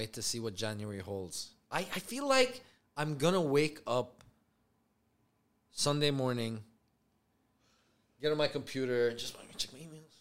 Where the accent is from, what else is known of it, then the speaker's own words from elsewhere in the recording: Sharjah, United Arab Emirates; I'm from Sharjah